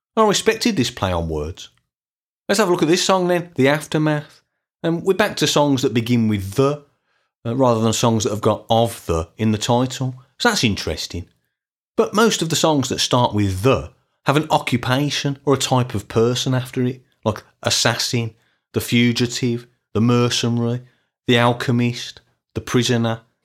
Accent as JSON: {"language": "English", "town": "Birmingham", "region": "West Midlands", "country": "United Kingdom", "tie": "born or raised there", "said": "in the nineteen eighties and nineteen nineties, growing up in Birmingham."}